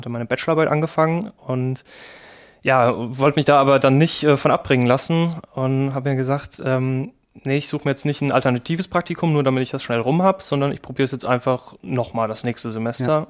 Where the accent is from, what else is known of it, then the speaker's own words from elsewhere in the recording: Kaiserslautern, Rhineland-Palatinate, Germany; moved away as an adult; also born or lived in Trier; ursprünglich komme ich aus Kaiserslautern, mhm. ähm, habe da mein Abi gemacht